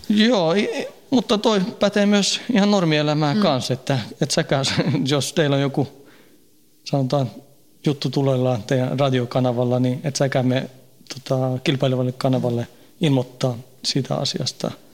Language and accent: Finnish; Stockholm suburb, Stockholm County, Sweden; moved away as an adult; now in Finland; Synnyin ja kasvoin siellä, parikymmentä vuotta asuin siellä, vähän reilu